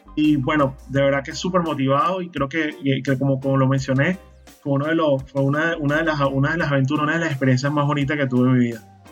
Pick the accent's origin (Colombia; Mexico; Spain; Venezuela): Venezuela; Maracay, Aragua; moved away as an adult; now in Panama; mi ciudad natal, en Maracay, en el estado de Aragua, fundamos el grupo de usuarios de Linux de Maracay.